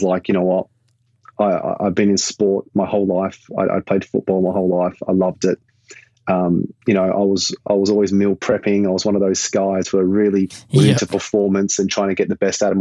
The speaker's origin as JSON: {"language": "English", "town": "Perth", "region": "Western Australia", "country": "Australia", "tie": "born or raised there", "moved": "yes", "said": "Growing up in Perth, I absolutely loved it. I still do. I miss home every day"}